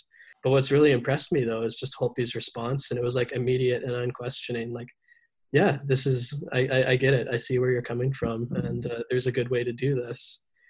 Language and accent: English; Nanaimo, British Columbia, Canada; I come from the Snemoch First Nation in Nanaimo.